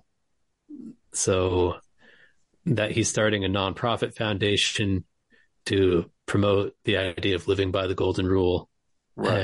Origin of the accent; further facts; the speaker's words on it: West Hartford, Connecticut, United States; also born or lived in New York; now in Lancaster, Pennsylvania, United States; I'm from West Hartford, Connecticut